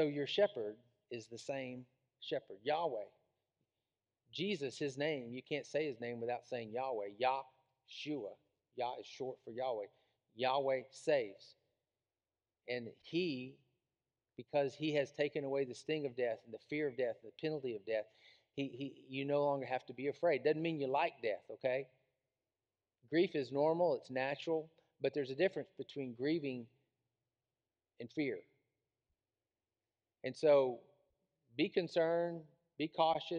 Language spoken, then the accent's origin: English; Tyler, Texas, United States; I grew up in Tyler, Texas